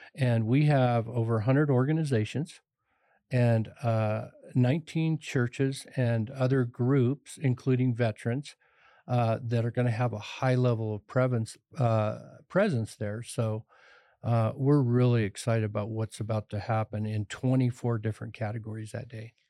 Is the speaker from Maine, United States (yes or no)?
no; Pueblo, Colorado, United States; I was raised on the Lower East Side of Pueblo, poor